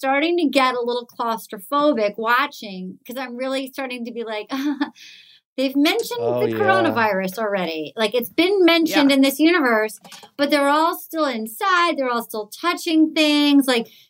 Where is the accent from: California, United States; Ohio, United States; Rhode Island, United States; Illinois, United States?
Rhode Island, United States; I'm from Rhode Island.